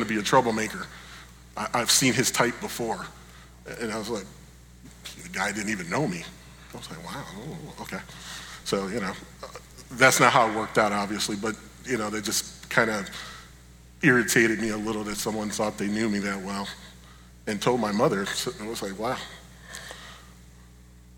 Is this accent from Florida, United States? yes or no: no; Buffalo, New York, United States; we grew up in Buffalo, New York